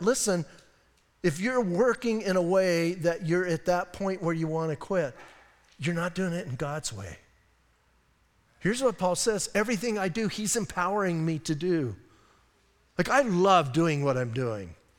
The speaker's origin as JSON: {"language": "English", "town": "Bisbee", "region": "Arizona", "country": "United States", "said": "I'm from Bisbee, I can be weird"}